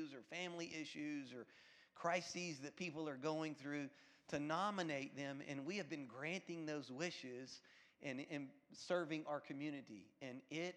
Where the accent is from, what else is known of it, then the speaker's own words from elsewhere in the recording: Louisiana, United States; now in Florida, United States; I'm from Louisiana